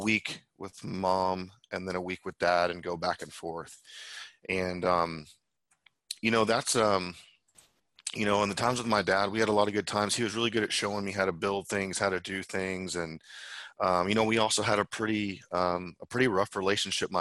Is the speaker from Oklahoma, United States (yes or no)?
yes; Tulsa, Oklahoma, United States; I was born in Tulsa, Oklahoma